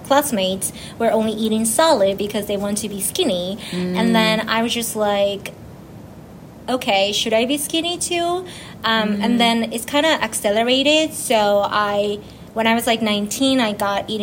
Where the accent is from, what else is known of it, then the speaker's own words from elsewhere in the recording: Tokyo, Japan; moved away as an adult; now in United States; I was born in Japan, you know, in Tokyo.